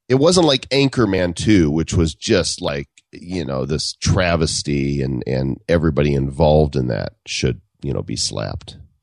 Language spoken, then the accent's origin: English; Chicago, Illinois, United States; moved away; I'm from the Midwest. I'm from Chicago area, and, and I left there